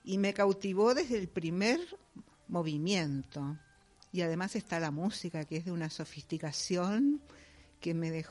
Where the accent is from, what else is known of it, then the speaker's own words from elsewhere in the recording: Uruguay; Uruguaya, de padres alemanes